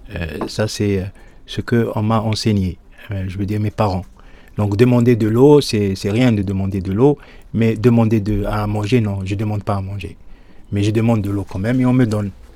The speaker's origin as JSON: {"language": "French", "town": "Souk Ahras", "region": "Souk Ahras Province", "country": "Algeria", "tie": "born or raised there", "moved": "yes", "lives_now": "Lyon, France", "said": "Moi, je suis né à Soukaras, en Algérie. J'ai grandi là-bas aussi"}